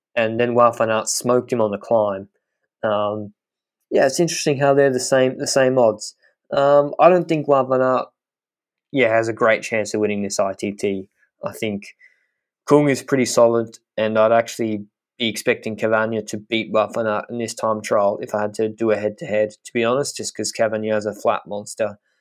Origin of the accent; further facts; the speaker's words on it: Australia; as an Australian.